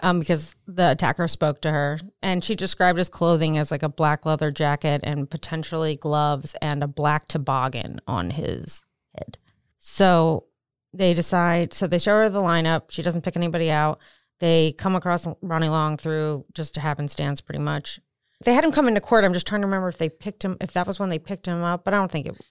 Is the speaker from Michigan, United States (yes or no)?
no; Maryland, United States; moved away; I'm from Maryland, so didn't live far from Baltimore.